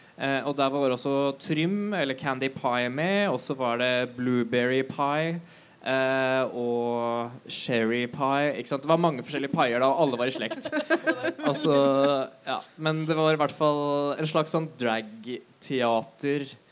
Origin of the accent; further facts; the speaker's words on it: Bærum, Akershus, Norway; moved away as an adult; now in Oslo, Norway; født i Oslo. Um, oppvokst i Bærum